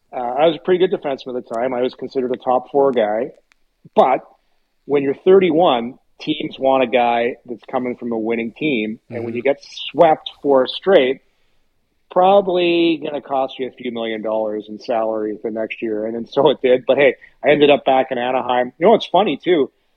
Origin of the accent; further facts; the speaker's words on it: Ottawa, Ontario, Canada; growing up in Ottawa, a lot of Montreal Canadian fans here back then.